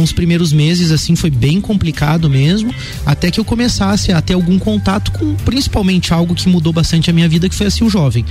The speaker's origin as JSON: {"language": "Portuguese", "town": "Lages", "region": "Santa Catarina", "country": "Brazil", "tie": "born or raised there", "also_born_or_lived": "Curitiba", "said": "Eu sou natural de Lages mesmo. É, apesar de que nasci aqui e meus pais retornaram a Curitiba, então bem pequeno, eu vivi a minha primeira infância, né, uhum. naquela cidade. Quando retornei a Lages, então, é, pequeno ainda"}